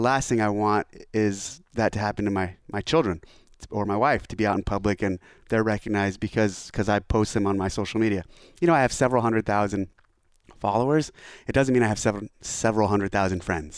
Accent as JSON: {"language": "English", "area": "NorCal, near Scotts Valley", "region": "California", "country": "United States", "tie": "born or raised there", "also_born_or_lived": "San Diego, California", "moved": "as an adult", "said": "returning home. I left, I left, I left this area in ninety-seven when I enlisted in the Navy"}